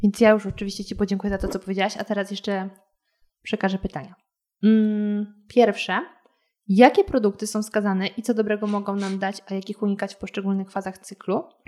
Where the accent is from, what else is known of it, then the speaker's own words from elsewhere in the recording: Lower Silesian Voivodeship, Poland; now in Warsaw, Poland; oryginalnie pochodzę z Dolnego Śląska